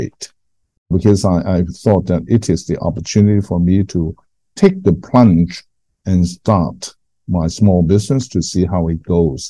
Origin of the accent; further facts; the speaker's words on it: Hong Kong; moved away as an adult; now in Singapore; having lived in Hong Kong ever since I was born